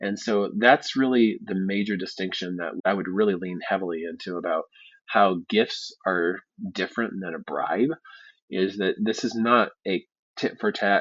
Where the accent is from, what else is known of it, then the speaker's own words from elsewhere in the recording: Midwest, United States; I grew up in the Midwest